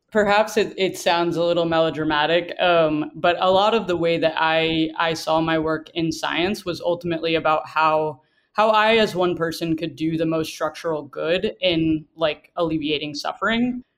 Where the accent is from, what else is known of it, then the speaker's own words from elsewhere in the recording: the South, United States; growing up in the South